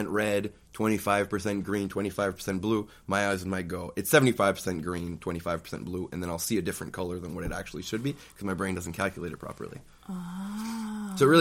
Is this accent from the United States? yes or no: no; Shediac, New Brunswick, Canada; born or raised there; first language French; English is a second language; also born or lived in Bathurst, New Brunswick